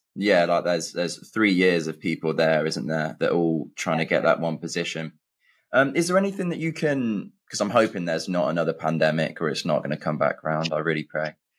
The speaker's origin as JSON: {"language": "English", "region": "England", "country": "United Kingdom", "said": "I'm from England and I went to uni in England"}